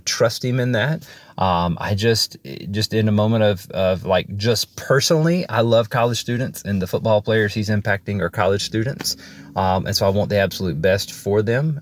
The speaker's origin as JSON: {"language": "English", "region": "Alabama", "country": "United States", "said": "I am from Alabama"}